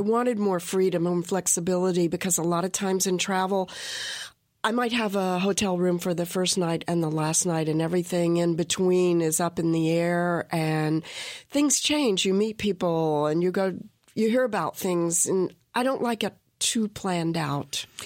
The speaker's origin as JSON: {"language": "English", "region": "South Carolina", "country": "United States", "tie": "born or raised there", "moved": "yes", "lives_now": "Western North Carolina, United States", "said": "I grew up in South Carolina"}